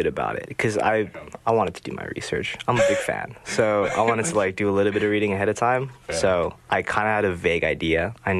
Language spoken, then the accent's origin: English; South Korea; moved away as an adult; also born or lived in Orange County, California, United States; now in United States; I was born and raised in Orange County. And then then I moved to Korea when I was 8 and grew up there until I came out here for college.